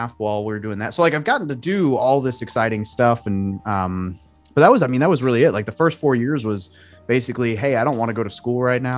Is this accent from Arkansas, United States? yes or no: yes; Arkansas, United States; moved away as an adult; I grew up in Arkansas